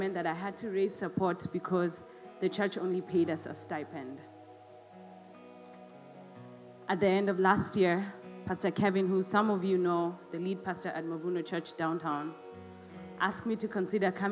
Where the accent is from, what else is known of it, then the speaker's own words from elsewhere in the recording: Kenya; my home country, Kenya